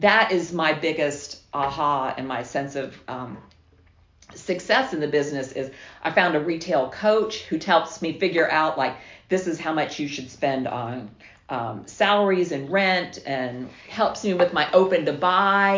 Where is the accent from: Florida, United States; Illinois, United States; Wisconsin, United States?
Florida, United States; South; moved away as an adult; also born or lived in Quitman, Georgia; I'm from South Florida